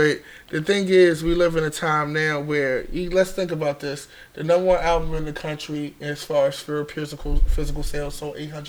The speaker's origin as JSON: {"language": "English", "town": "Baltimore", "region": "Maryland", "country": "United States", "said": "I'm from West Baltimore Park Heights. Okay? Gerson. I'm from real Baltimore. I'm from old Baltimore."}